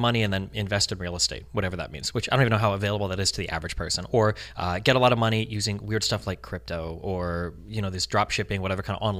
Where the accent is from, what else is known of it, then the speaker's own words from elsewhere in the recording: Omaha, Nebraska, United States; moved away as an adult; now in California, United States; I was born and raised in Nebraska, Omaha